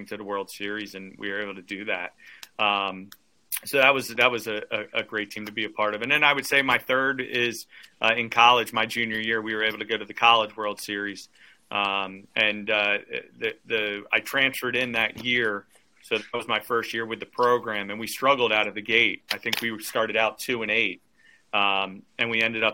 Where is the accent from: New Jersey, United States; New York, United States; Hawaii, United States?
New Jersey, United States; Trenton; my hometown team